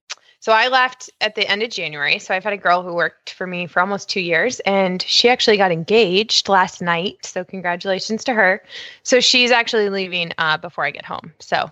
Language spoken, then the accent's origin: English; right outside DC, Maryland, United States; also born or lived in Ocala, Florida; I am actually from Maryland, right outside DC, and there is supposedly going to be about a foot of snow at my house today.